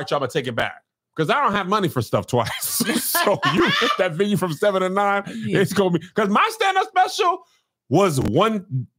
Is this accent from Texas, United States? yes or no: yes; El Paso, Texas, United States; When I was growing up in El Paso